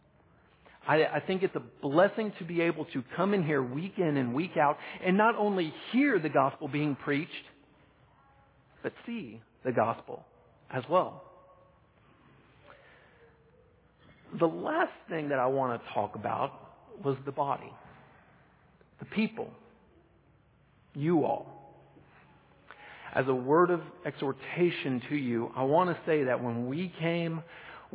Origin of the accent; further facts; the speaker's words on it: Texas, United States; moved away; Back in my home country of Texas, I grew up in a really small town